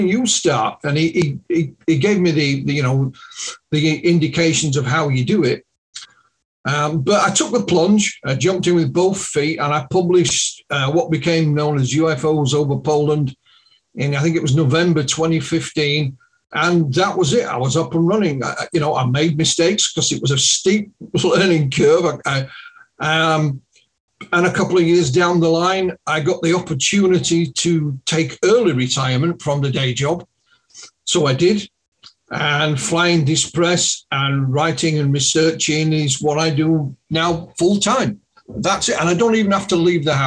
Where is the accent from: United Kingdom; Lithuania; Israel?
United Kingdom; Yorkshire and the Humber; accent: Yorkshire; my Yorkshire accent